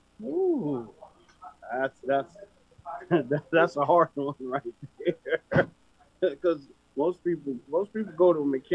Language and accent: English; United States; I grew up on Edgewood Avenue.